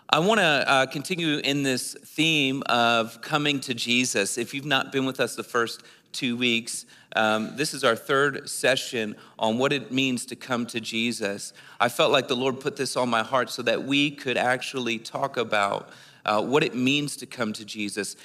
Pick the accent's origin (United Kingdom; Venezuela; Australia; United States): United States; East Coast; moved away as an adult; I'm from the East Coast. I just moved here like four weeks ago